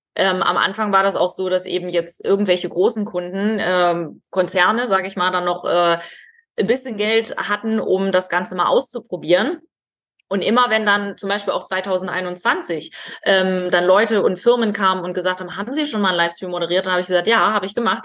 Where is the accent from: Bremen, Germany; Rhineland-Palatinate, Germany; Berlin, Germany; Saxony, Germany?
Saxony, Germany; Ore Mountains; moved away; ich komme aus dem Erzgebirge